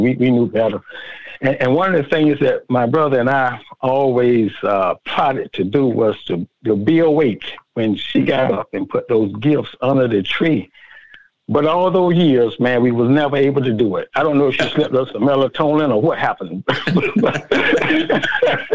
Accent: Willacoochee, Georgia, United States; here in my hometown, Willacoochee

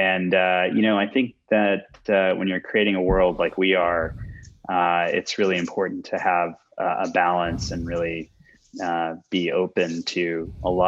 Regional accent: Houston, Texas, United States; I grew up in Houston, went to Rice University

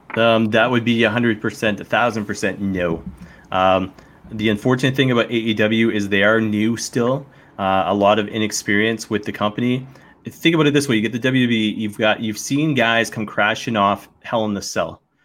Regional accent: the Maritimes, Canada; moved away; also born or lived in Connecticut / London; I grew up in the Maritime

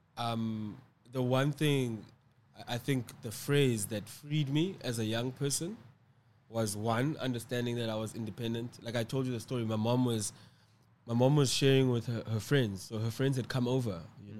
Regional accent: Cape Town, Western Cape, South Africa; I live and reside in Cape Town, South Africa. Um, I was born in Cape Town.

